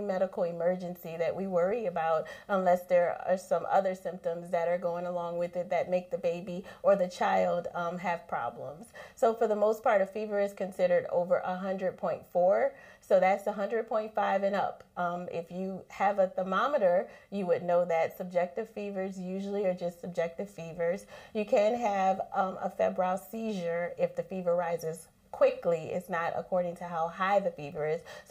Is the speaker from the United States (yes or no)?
yes; New Orleans, Louisiana, United States; I am born and raised in New Orleans